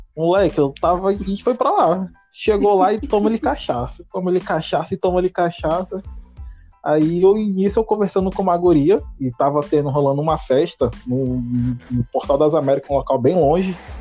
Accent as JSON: {"language": "Portuguese", "town": "Porto Velho", "region": "Rondônia", "country": "Brazil", "said": "sou de Porto Velho, Rondônia"}